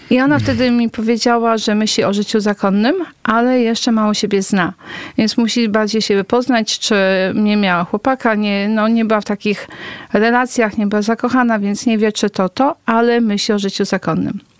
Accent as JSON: {"language": "Polish", "region": "Kuyavian-Pomeranian Voivodeship", "country": "Poland", "said": "Ja jestem, pochodzę z okolic Torunia."}